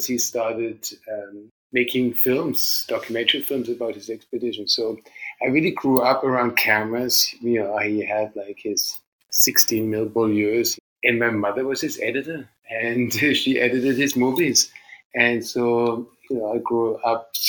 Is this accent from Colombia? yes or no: no; Germany; moved away; also born or lived in Vancouver, Canada; I grew up in Germany, and my father was a mountain climber.